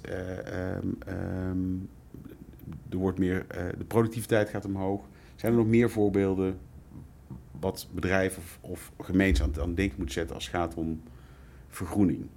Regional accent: North Brabant, Netherlands; accent: Brabant; Zoals dus je hoort, wellicht aan mijn tongval kom ik uit Brabant.

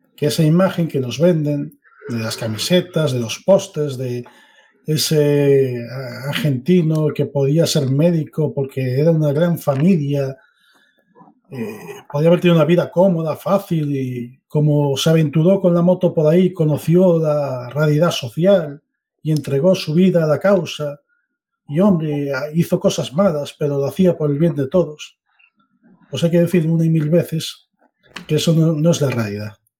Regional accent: Spain; Como español de 44 años

